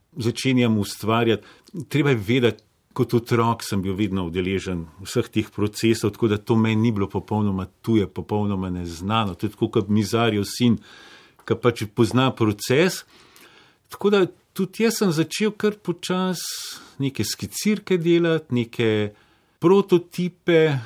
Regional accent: Bled, Upper Carniola, Slovenia; also born or lived in Zagreb, Croatia / Paris, France; Kasneje, ko smo pa prišli iz Francije, sem pa prišel pač v Slovenijo na Bled ne

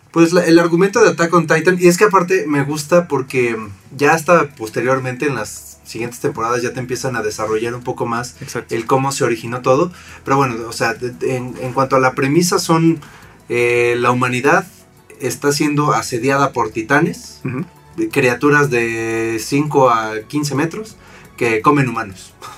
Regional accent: Mexico; nosotros como latinoamericanos, como mexicanos

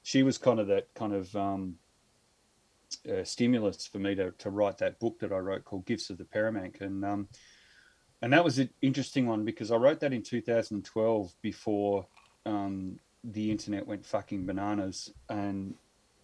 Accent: Victoria, Australia; now in Adelaide, Australia; I grew up in Victoria, which is in the eastern seaboard. So I grew up in a little country town over there of about 500 people and mostly dairy farms

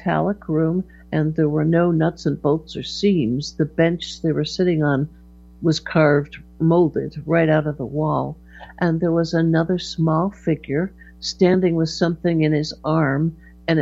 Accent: Hartford, Connecticut, United States; I was born in Hartford, Connecticut. I was a Connecticut Yankee

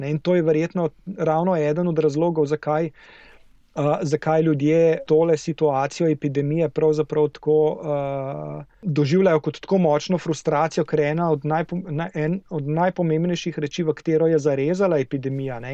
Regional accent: Slovenia

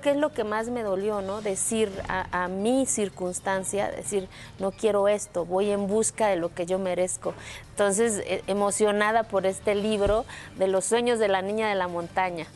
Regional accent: Mexico; moved away; el día que salí de mi pueblo

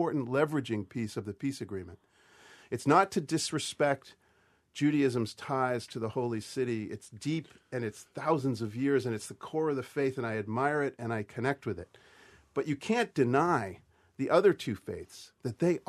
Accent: Boston, Massachusetts, United States; I'm Boston Irish

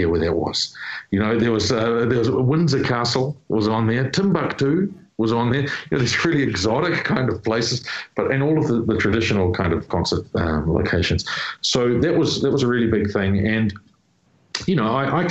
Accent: New Zealand; my home people, you know, like people in my hometown.

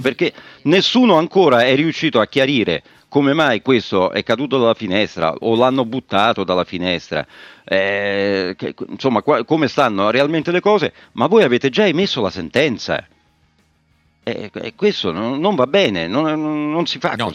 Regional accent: Rome, Lazio, Italy; da romano a romano

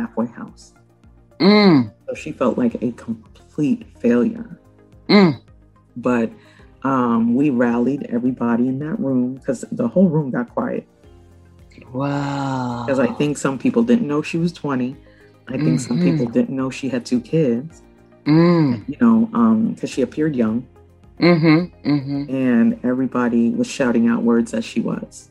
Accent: New York City, New York, United States; English is a second language; I grew up on East 29th and Flatbush Avenue? That's down the block from this school.

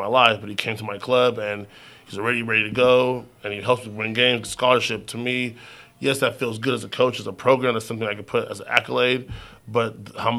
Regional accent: Rialto, California, United States; also born or lived in Redlands, California; I was born and raised in Rialto, moved to Redlands

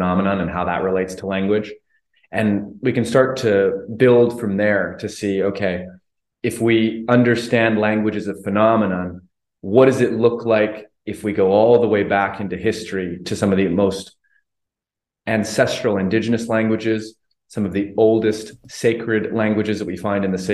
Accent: Calgary, Alberta, Canada; moved away as an adult; also born or lived in Vancouver Island, Canada; now in Mexico; born and raised in Calgary, Alberta, Canada, most recently living on Vancouver Island in Canada, currently in Mexico

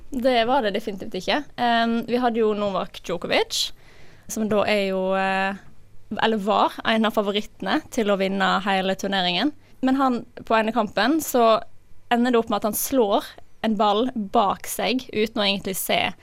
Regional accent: Odda, Vestland, Norway; 23 år, fra Odda i Hardanger

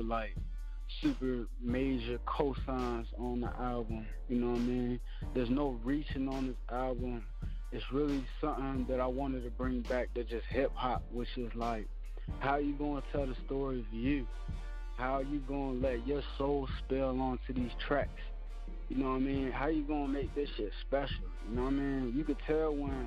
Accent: Phoenix, Arizona, United States; I was born in Phoenix, Arizona. I just grew up my whole life

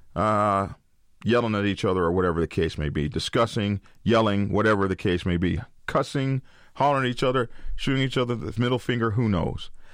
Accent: Oklahoma, United States; I come from Oklahoma, uh, ride horses and all that sort of stuff. And we used to practice shooting off our horses.

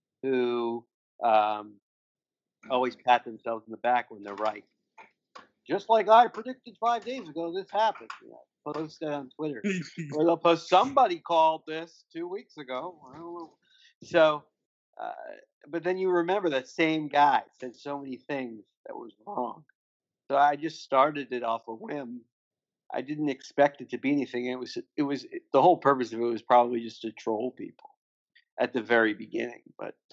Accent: Miami, Florida, United States; also born or lived in West Palm Beach, Florida; I grew up in Miami, in the North Miami, so I'm a big Miami guy.

